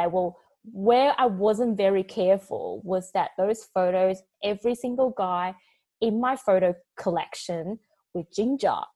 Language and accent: English; Taiwan; born there; also born or lived in New Zealand / Australia; Yeah, because I was born in Taiwan and I lived in New Zealand for 12 years and I lived in Australia for like 15.